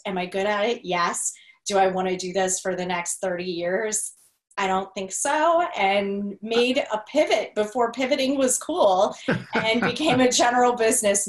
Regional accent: Sandusky, Ohio, United States; I grew up right outside of Cedar Point in Sandusky, Ohio area

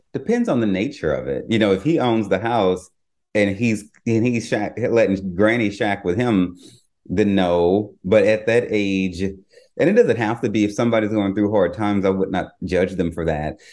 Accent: the South, United States; growing up in the South

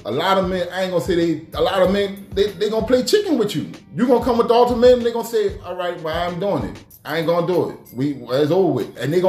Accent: New Orleans, Louisiana, United States; Look, we from uptown. On Uptown Third Walk.

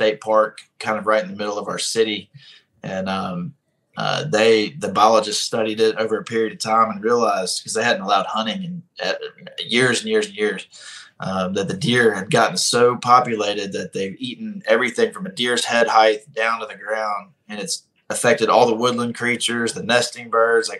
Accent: Birmingham, Alabama, United States; growing up in Birmingham and this being my stomping grounds in my hometown

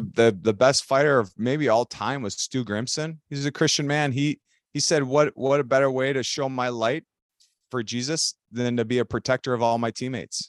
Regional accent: Elk River, Minnesota, United States; I grew up in Elk River, which is a, you know, just a blue collar, hockey centered city here in Minnesota

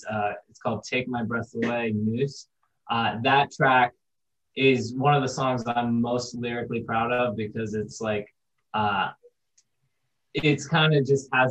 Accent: Florida, United States; we're from Florida

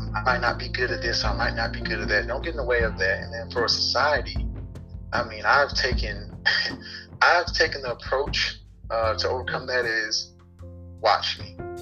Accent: Atlanta, Georgia, United States; moved away; I come from Atlanta

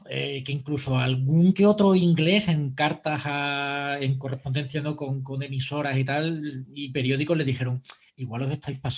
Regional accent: Spain; esto es muy relativo, es que es que vengo de España, joder, ¿sabes?

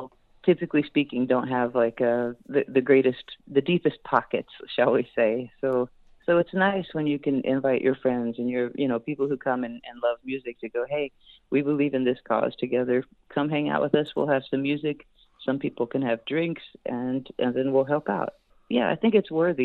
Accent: Houston, Texas, United States; I actually grew up in Houston

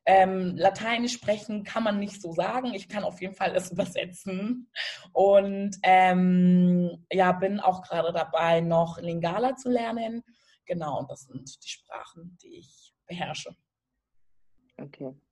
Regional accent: Germany; also born or lived in Lomé, Togo; Ich bin tatsächlich hier

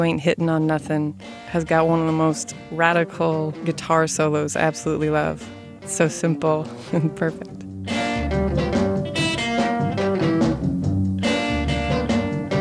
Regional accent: Louisville, Kentucky, United States; I'm from Louisville, Kentucky.

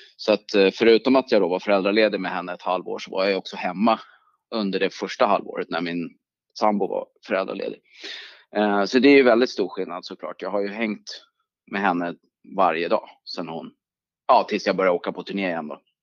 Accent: Sweden; also born or lived in New York, United States / United Kingdom; som okänd svensk

